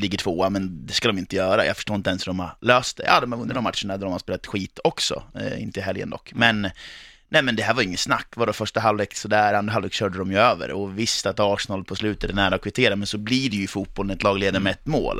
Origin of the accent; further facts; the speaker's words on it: Eskilstuna, Södermanland, Sweden; vi är födda och uppvuxna i Eskilstuna